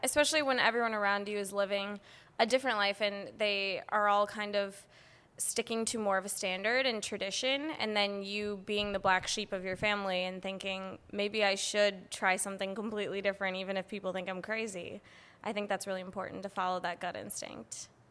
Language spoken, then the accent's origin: English; Madison, Wisconsin, United States; moved away as an adult; now in San Diego, United States; I'm from Wisconsin